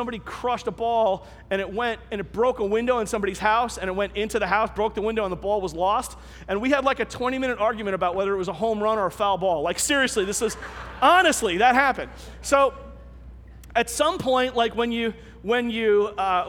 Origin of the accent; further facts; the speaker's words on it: New York City, New York, United States; I grew up in Staten Island